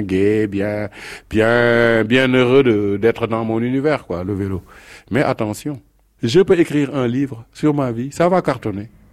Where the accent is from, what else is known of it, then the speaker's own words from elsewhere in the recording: Senegal; moved away as an adult; now in Paris, France; j'ai commencé à bricoler étant très jeune au Sénégal où je suis né et grandi.